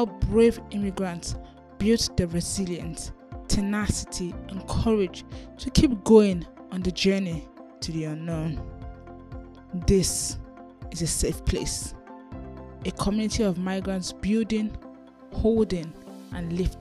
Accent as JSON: {"language": "English", "country": "Nigeria", "moved": "yes", "lives_now": "United Kingdom", "said": "I'm a Nigerian immigrant currently living in the UK"}